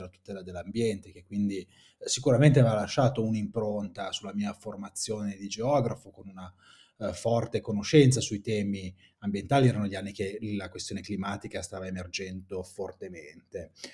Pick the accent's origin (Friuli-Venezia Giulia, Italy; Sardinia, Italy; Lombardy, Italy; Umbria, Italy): Lombardy, Italy; Saronno; also born or lived in Bologna; faceva parte del mio territorio, io sono di Saronno, quindi vengo dai dintorni di Seveso